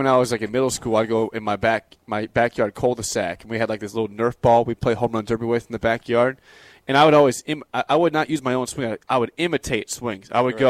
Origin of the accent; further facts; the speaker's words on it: Beatrice, Nebraska, United States; in Beatrice. Shout out to the Pistol. Shout out to the Beatrice Country Club, one of the best courses in the state, in my hometown.